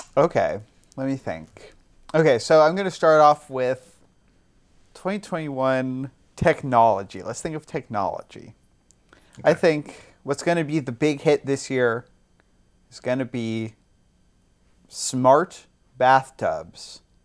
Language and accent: English; England, United Kingdom; I am an English gentleman